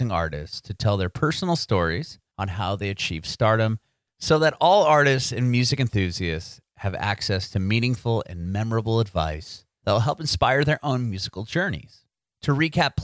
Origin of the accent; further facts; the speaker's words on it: San Diego, California, United States; moved away as an adult; also born or lived in San Francisco; now in Tennessee, United States; I'm originally from San Diego. My family and I moved to Tennessee about six or 8 months ago.